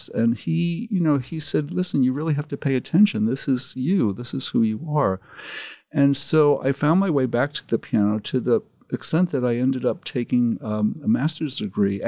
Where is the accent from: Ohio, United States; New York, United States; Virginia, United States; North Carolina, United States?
New York, United States; New York City; growing up in Brooklyn